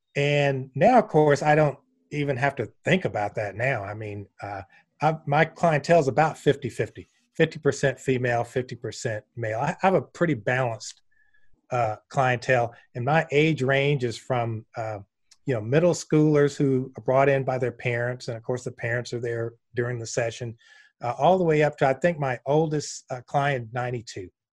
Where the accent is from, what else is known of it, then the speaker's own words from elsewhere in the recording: Columbus, Georgia, United States; moved away; also born or lived in Gainesville, Florida; growing up in Columbus, Georgia, that was in my D N